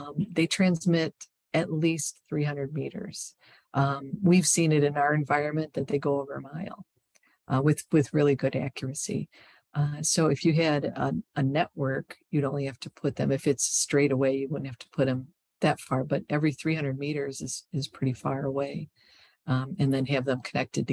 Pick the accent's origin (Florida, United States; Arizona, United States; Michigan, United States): Michigan, United States; I'm from Michigan.